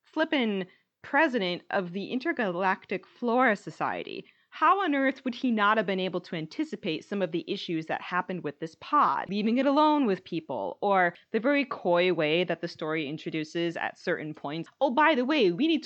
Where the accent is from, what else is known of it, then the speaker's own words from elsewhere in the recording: United States; as an American